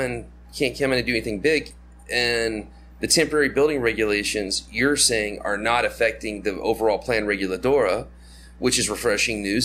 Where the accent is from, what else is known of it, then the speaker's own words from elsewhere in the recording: United States; moved away; my home country where I'm from